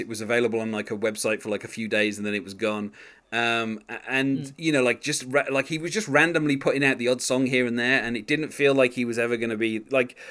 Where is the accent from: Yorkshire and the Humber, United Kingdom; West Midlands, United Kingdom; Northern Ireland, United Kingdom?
West Midlands, United Kingdom; West Bromwich; born in my hometown